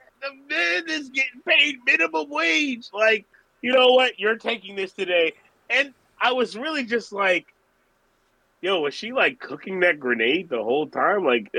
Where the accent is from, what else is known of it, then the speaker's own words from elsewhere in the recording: Georgia, United States; also born or lived in Orlando, Florida; now in New York tri-state area, United States; I'm originally from Georgia. I've lived here for the last, what is it, the year 2022? I've been here since 2015.